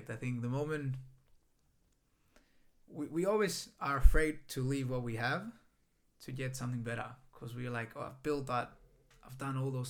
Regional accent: Kos, South Aegean, Greece; moved away as an adult; also born or lived in Germany / Netherlands; now in Gold Coast, Australia; I'm half German as well. So my father's Greek, my mom is German. Um, I've lived in Greece my whole life. Um, now, I've lived in Germany a bit. I've lived in Holland a bit.

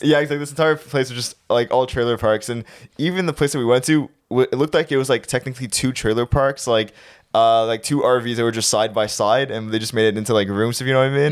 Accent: Canada; we're from Canada

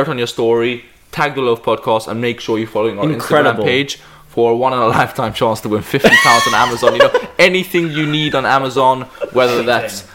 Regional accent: Malta; moved away; my home country

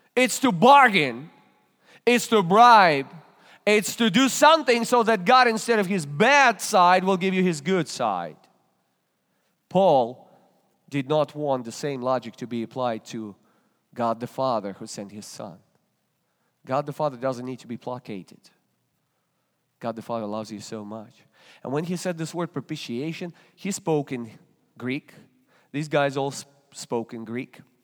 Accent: Russia; English is a second language; moved away as an adult; now in Springfield, Ohio, United States; From Russia

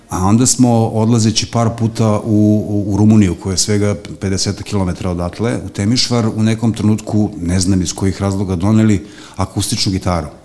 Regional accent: Belgrade, Serbia; also born or lived in Banatski Karlovac, Banat; ja sam dete vračara tako što sam uh, od rođenja boravio na vračaru, a obzirom da sam rođen u Banatu

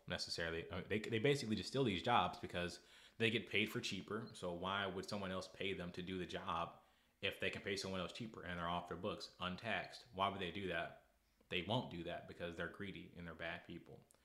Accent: United States; I'm American

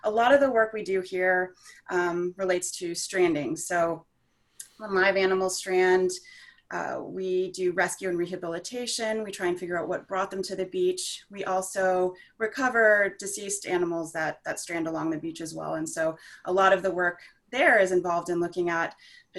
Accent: Houston, Texas, United States; I grew up in Houston, Texas, close to the coast

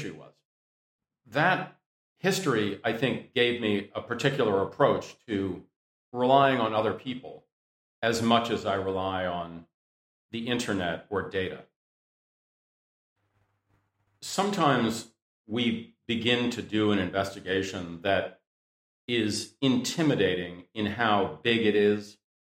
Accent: Washington, District of Columbia, United States; I grew up around Washington, D.C.

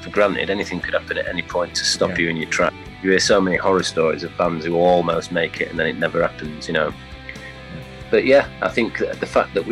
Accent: York, Yorkshire and the Humber, United Kingdom; we're from York, which is kind of a small city

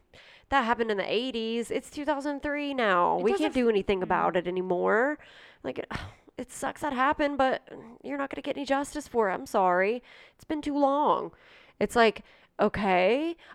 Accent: Johnstown, Ohio, United States; Yeah. I mean, I grew up in the country, yes, Johnstown, which, yes, there's cornfields and cows

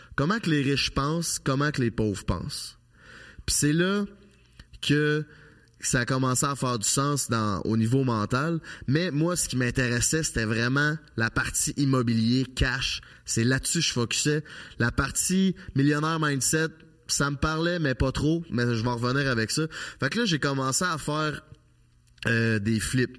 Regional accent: Charny, Quebec, Canada; moved away as an adult; Je viens de Charny, une petite ville en banlieue de Québec. J'ai vécu là toute ma vie jusqu'à l'âge de 25 ans.

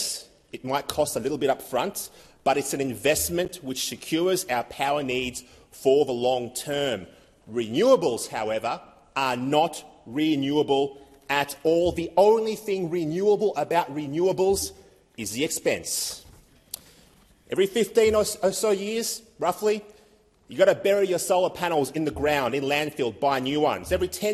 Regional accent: Victoria, Australia; my home state of Victoria

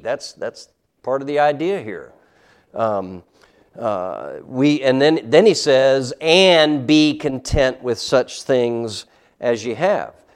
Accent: United States; as American Christians

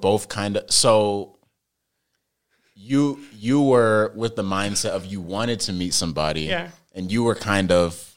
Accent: Indian Trail, North Carolina, United States; That's, like, my hometown since birth

